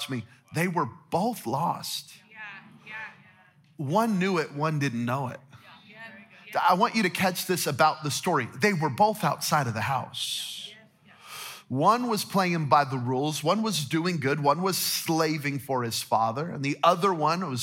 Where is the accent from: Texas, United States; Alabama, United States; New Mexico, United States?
New Mexico, United States; now in Las Vegas, United States; I'm from New Mexico, so we're hunters and gatherers